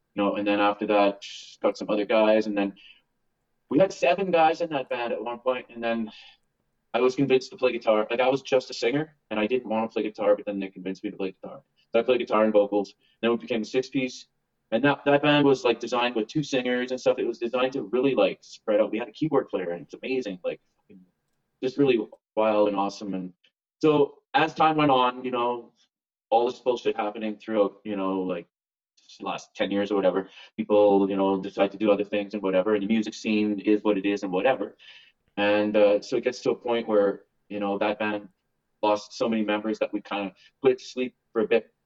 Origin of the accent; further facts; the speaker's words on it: Winnipeg, Manitoba, Canada; we're from Winnipeg.